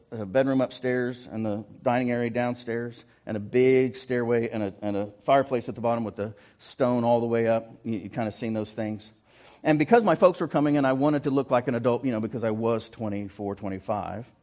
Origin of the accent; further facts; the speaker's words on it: Guthrie, Oklahoma, United States; also born or lived in Ringling / Prattville / Bartlesville / Fairview; I was born in Ringling, moved to Prattville, moved to uh, Bartlesville, then down to Guthrie, where I was in high school, got moved out of Guthrie um, and uh, out to Fairview.